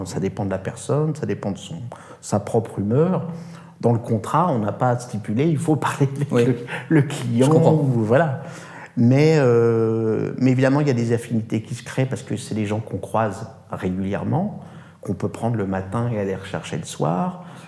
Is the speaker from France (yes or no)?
yes; France; je ne suis pas italien ni russe, je suis français